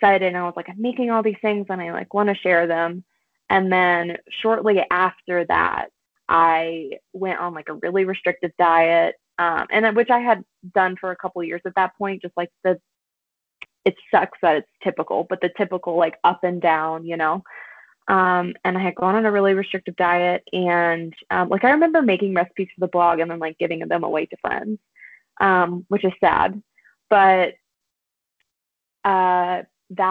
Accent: South Louisiana, United States; now in Colorado, United States; I'm from South Louisiana, and I grew up on a lot of beans and rice.

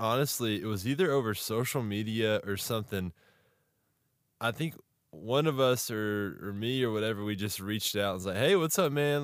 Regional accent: Texas, United States; I'm from Texas as well

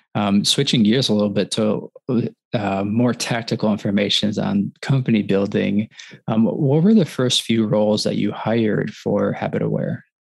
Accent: Wisconsin, United States; now in Michigan, United States; I grew up in Wisconsin. I live in Michigan

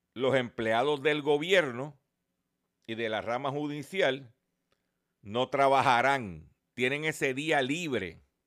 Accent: Puerto Rico

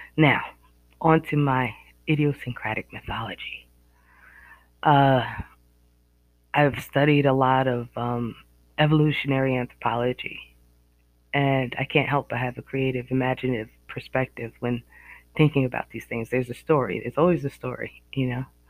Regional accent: Northeast America, United States; accent: Northeast American; Excuse my accent, my Northeast American accent.

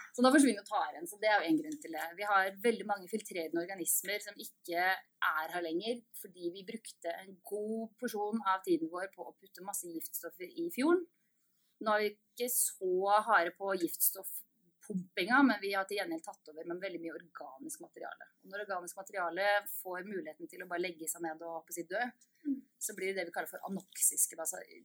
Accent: Østfold, Norway; moved away as an adult; also born or lived in Sarpsborg; now in Bergen, Norway; jeg er fra Østfold

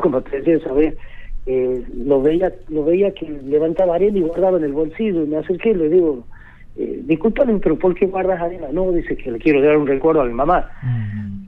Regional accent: Icaño, Catamarca, Argentina; yo soy oriundo de Icaño, nací, crecí en Icaño

